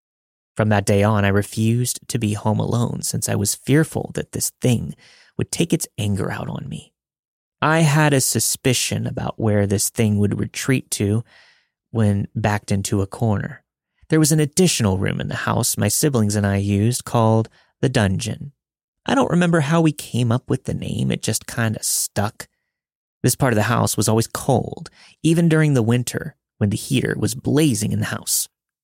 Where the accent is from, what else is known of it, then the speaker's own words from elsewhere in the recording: Kansas, United States; I'm from Kansas, so there's a lot of skepticism from my friends about this story. My family and I lived decently close to Atchison.